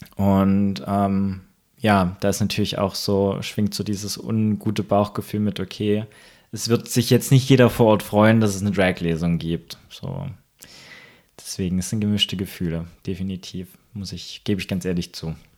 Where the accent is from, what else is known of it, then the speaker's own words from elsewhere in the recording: Thuringia, Germany; now in Leipzig, Germany; ich komme ursprünglich aus der Gegend